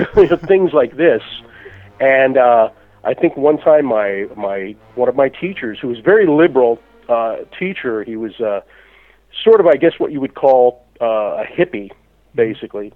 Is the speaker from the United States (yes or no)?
yes; United States; as a child uh, growing up in the United States in in the uh, in the '60s